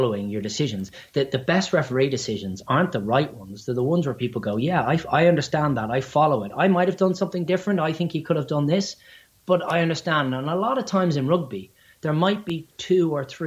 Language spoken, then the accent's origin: English; Ireland; accent: Irish; my silly Irish accent